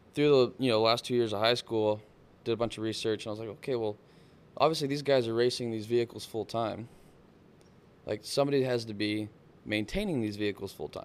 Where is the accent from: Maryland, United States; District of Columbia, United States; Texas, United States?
Texas, United States; South; I grew up in down in South Texas, like, on the coast.